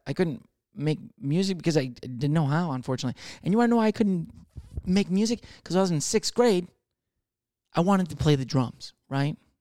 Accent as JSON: {"language": "English", "region": "Michigan", "country": "United States", "moved": "yes", "lives_now": "Texas, United States", "said": "I'm from Michigan"}